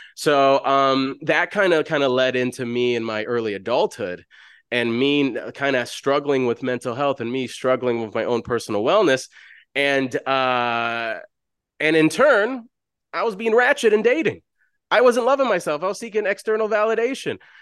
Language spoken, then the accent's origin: English; Chicago, Illinois, United States; I'm from South Side Chicago, oldest of ten siblings. I grew up in the hood.